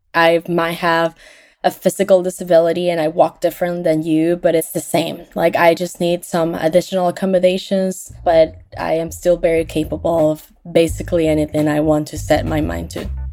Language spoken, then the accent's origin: English; Venezuela; now in Orlando, United States; I am from Venezuela, and I live in Orlando, Florida